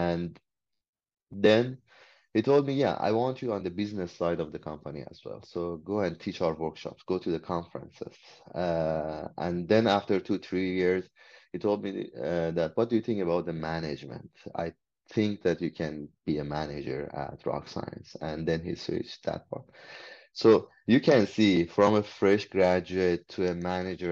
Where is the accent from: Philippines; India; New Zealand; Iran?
Iran; English is a second language; moved away as an adult; now in Canada; when I came from Iran, I was a foreigner here. English was my second language